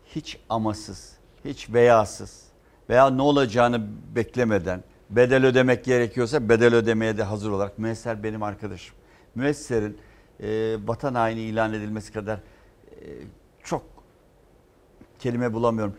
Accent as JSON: {"language": "Turkish", "region": "Istanbul", "country": "Turkey", "tie": "born or raised there", "said": "ben doğma büyüme Fatihliyim"}